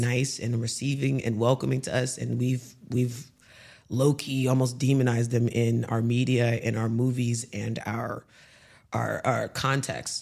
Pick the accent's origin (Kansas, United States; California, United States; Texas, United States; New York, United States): Texas, United States; Houston; moved away as an adult; now in Dubai, United Arab Emirates; coming from Houston